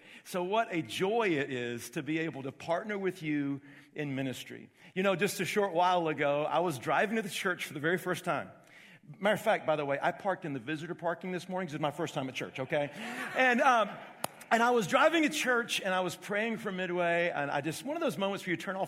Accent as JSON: {"language": "English", "town": "Augusta", "region": "Georgia", "country": "United States", "tie": "born or raised there", "moved": "yes", "said": "I was called into ministry when I was 13 years of age in Augusta, Georgia. That's my hometown"}